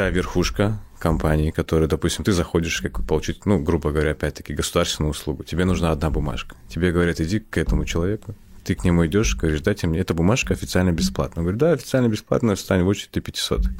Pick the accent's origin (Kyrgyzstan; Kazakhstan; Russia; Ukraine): Kazakhstan; born there; Я родился в Казахстане, все.